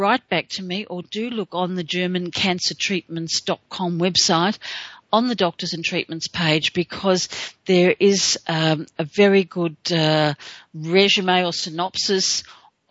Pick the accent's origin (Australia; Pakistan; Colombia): Australia; being an Aussie